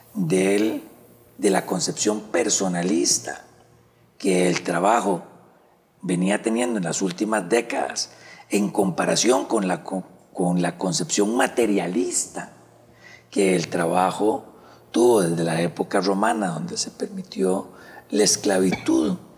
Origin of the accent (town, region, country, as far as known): Costa Rica